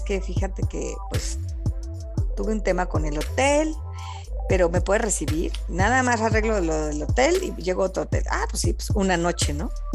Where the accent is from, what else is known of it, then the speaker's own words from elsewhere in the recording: Mexico; yo como mexicana